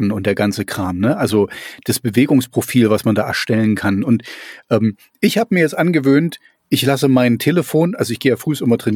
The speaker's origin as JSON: {"language": "German", "region": "East Germany", "country": "Germany", "tie": "born or raised there", "said": "ich bin ja auch in der DDR groß geworden"}